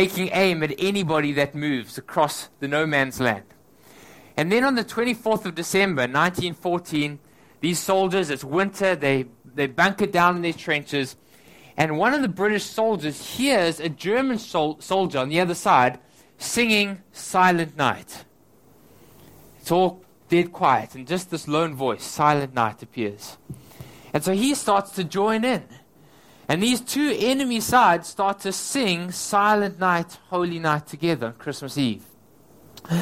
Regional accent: South Africa; now in Hong Kong; I'm from South Africa

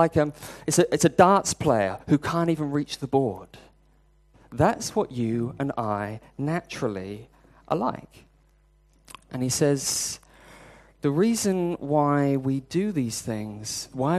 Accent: United Kingdom; I'm British

